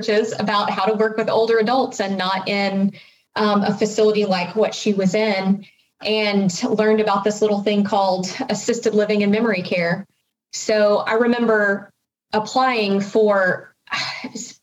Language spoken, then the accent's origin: English; Fort Worth, Texas, United States; also born or lived in Arkansas; I'm originally from Fort Worth, but went to college in Arkansas